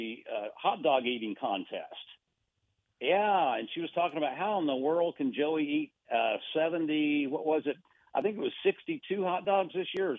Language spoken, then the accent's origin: English; Buenos Aires, Argentina; I actually was raised overseas. Okay, I was raised, I was born and raised in Buenos Aires, Argentina.